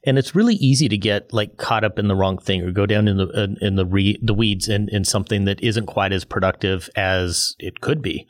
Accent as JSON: {"language": "English", "country": "United States", "said": "as an American"}